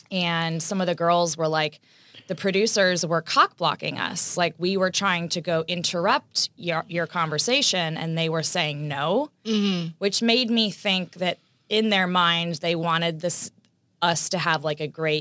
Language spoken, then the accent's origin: English; Texas, United States; I'm from Texas